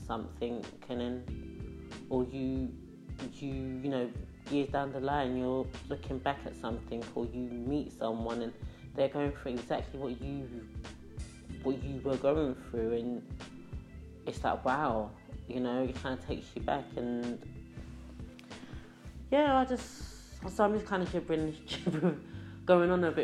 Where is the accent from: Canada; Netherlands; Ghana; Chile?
Ghana; moved away; When I was younger, I grew up in Ghana